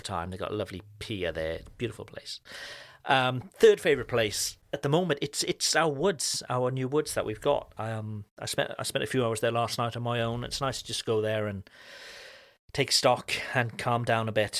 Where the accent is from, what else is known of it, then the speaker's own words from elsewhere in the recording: Cardiff, Wales, United Kingdom; moved away; my hometown back in Wales, uh, in Cardiff